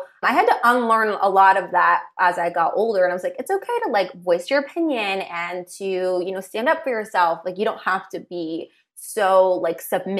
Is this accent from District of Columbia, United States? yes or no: no; Los Angeles, California, United States; I grew up out here in LA.